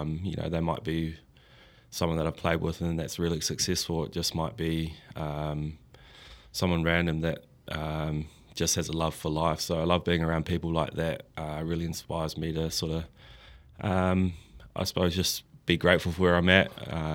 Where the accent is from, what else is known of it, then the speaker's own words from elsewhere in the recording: Christchurch, Canterbury, New Zealand; Yeah, well, I was from Christchurch, obviously, so those were the teams that I supported.